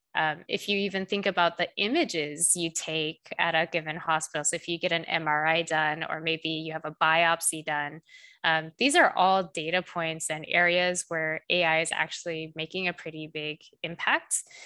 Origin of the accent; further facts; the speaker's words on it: South Korea; moved away; I'm actually originally from South Korea